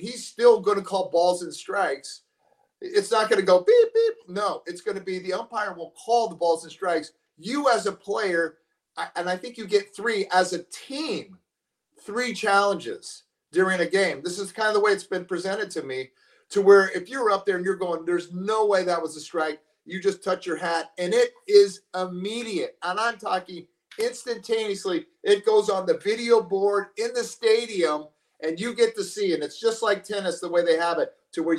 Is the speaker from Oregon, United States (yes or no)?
no; San Diego, California, United States; born there; I was born in San Diego, so San Diego is always near and dear to my heart.